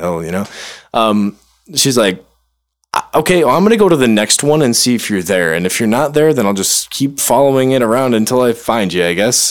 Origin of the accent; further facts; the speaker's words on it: Chicago, Illinois, United States; I'm not from here. I'm from Chicago.